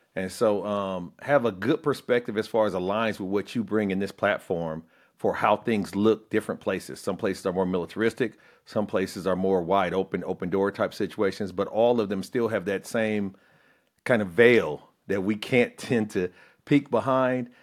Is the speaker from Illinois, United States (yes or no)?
yes; Peoria, Illinois, United States; moved away; also born or lived in the South; I'm from Illinois, uh, a town called Peoria, uh, Caterpillar headquartered there forever